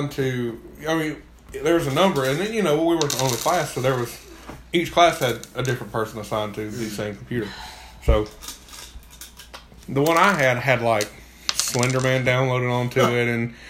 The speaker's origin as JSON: {"language": "English", "region": "Alabama", "country": "United States", "said": "We're from Alabama."}